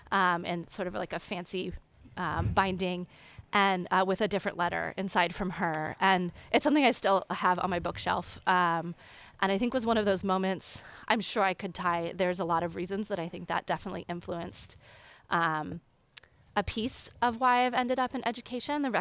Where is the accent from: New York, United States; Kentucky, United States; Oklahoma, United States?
Oklahoma, United States; Tulsa; also born or lived in Denver, Colorado; I was born in Colorado, and so my brother and I and my parents lived in Colorado in Denver for six years. We lived there until um, we moved at the age of six, actually, to Tulsa, Oklahoma.